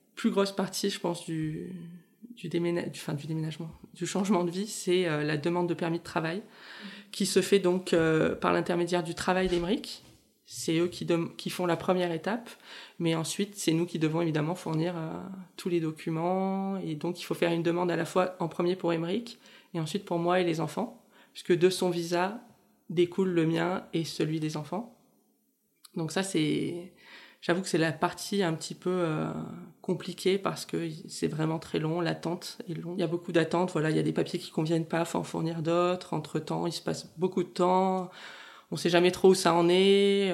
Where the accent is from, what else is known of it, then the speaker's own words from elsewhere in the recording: Toulon, Provence-Alpes-Côte d'Azur, France; moved away as an adult; now in Montreal, Canada; je suis originaire de la région de Toulon